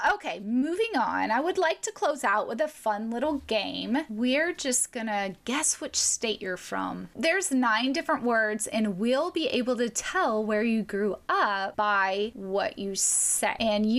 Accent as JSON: {"language": "English", "region": "the South", "country": "United States", "tie": "born or raised there", "said": "I grew up in the South saying Coke."}